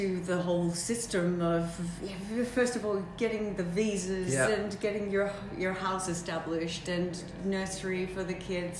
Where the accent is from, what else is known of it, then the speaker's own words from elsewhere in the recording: Melbourne, Victoria, Australia; moved away as an adult; also born or lived in Belgium; now in Dubai, United Arab Emirates; Australia is where I grew up, and I'm Australian